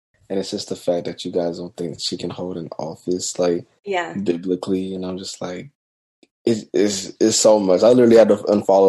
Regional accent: Gastonia, North Carolina, United States; also born or lived in Charlotte, North Carolina / Mount Holly, North Carolina; I was born in Charlotte. We lived in Mount Holly. Then we moved to this lovely town called Gastonia, where there's nothing there. So I was raised there.

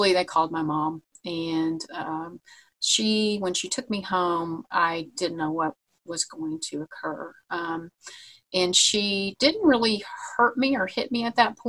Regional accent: Vincennes, Indiana, United States; also born or lived in Anderson, Indiana; I moved to Anderson, Indiana from my hometown of Vincennes.

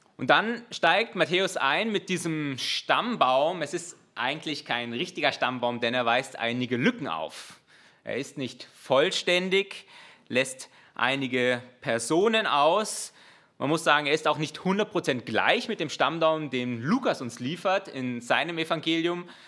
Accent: Germany; als Deutscher

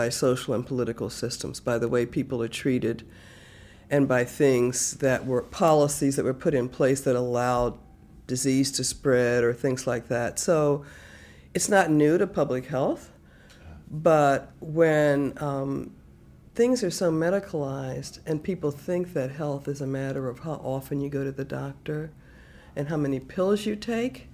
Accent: Baltimore, Maryland, United States; when I was raised in Baltimore, it was segregated in the early part until 1964

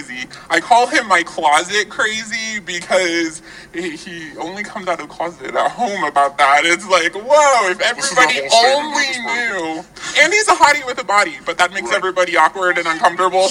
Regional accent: Iowa, United States; moved away; we grew up in the cornfields of Iowa.

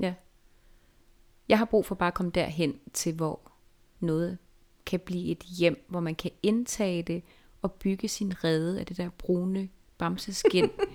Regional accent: Jutland, Denmark; now in Copenhagen, Denmark; da jeg var barn i Jylland

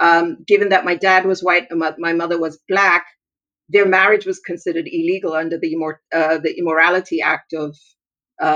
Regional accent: Tanzania; also born or lived in Zambia / Lesotho / Swaziland; So I grew up in Tanzania, in Zambia, in Lesotho, and actually that's where I met your mom. And then I went to school in Swaziland.

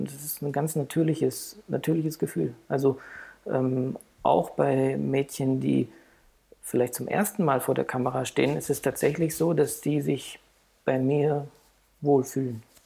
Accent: Heidelberg, Baden-Württemberg, Germany; now in Frankfurt, Germany; ich bin geboren in Heidelberg

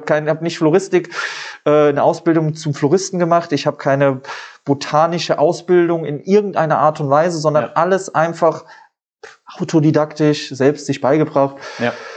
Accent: Saarbrücken, Saarland, Germany; also born or lived in Trier; komme halt aus Duttweiler, bin in Duttweiler geboren und ja, lebe aber schon mein Leben lang hier.

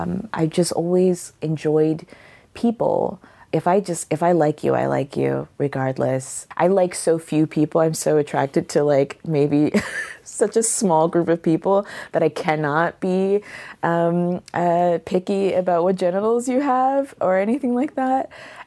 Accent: Killeen, Texas, United States; I identify as a Texan, which like is like what's your like preferred pronoun? My preferred pronoun is Texan.

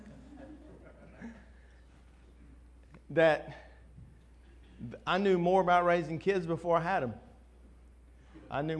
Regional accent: Winston-Salem, North Carolina, United States; I grew up in Winston-Salem.

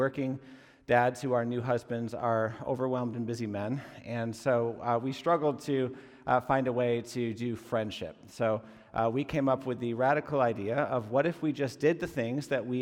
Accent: Massachusetts, United States; moved away; also born or lived in Texas; I come from Massachusetts originally

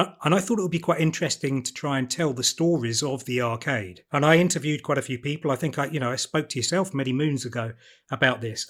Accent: Broadstairs, South East England, United Kingdom; I grew up in Broadstairs, so, uh, Edwardian seaside town on

